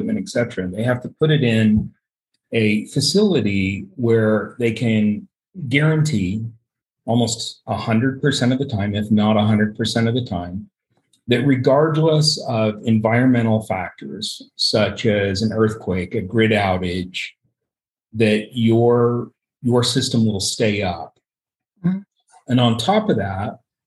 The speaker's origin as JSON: {"language": "English", "region": "Utah", "country": "United States", "tie": "born or raised there", "said": "I grew up here in Utah and I've lived here my entire life."}